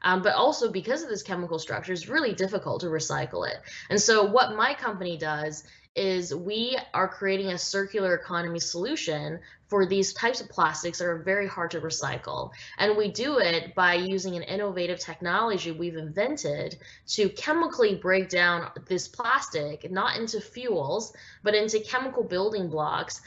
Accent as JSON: {"language": "English", "town": "Vancouver", "region": "British Columbia", "country": "Canada", "tie": "born or raised there", "said": "growing up in Vancouver, Canada"}